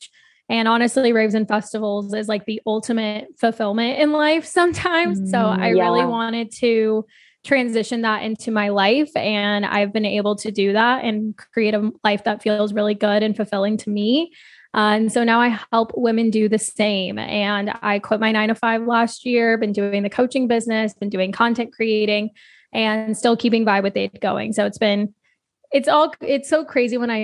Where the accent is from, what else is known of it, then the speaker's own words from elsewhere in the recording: Arizona, United States; moved away as an adult; now in Austin, United States; I was born and raised in Arizona